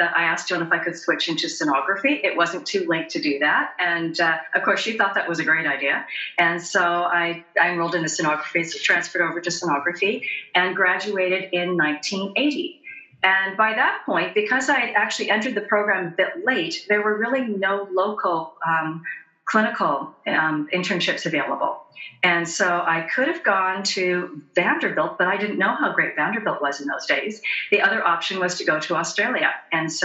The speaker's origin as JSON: {"language": "English", "town": "Chilliwack", "region": "British Columbia", "country": "Canada", "tie": "born or raised there", "also_born_or_lived": "Seattle, United States", "lives_now": "Vancouver, Canada", "said": "I was raised in the Fraser Valley in southern British Columbia in a town called Chilliwack"}